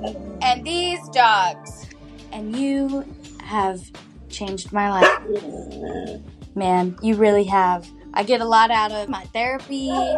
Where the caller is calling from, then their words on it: North Carolina, United States; I'm 28. I'm calling from North Carolina.